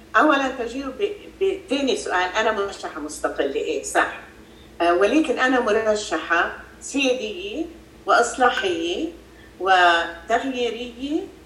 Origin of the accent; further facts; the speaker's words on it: Freike, Mount Lebanon, Lebanon; انا لينيه من المتن من ضيعه الفريكي محل ما انا موجود هلا ربيت بلبنان ودرست بلبنان